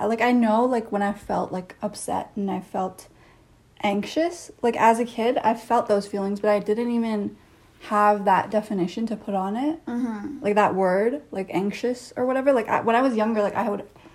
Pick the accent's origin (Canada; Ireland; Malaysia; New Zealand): Canada; I did have a Canadian experience, but I had a Canadian experience in an Indian household.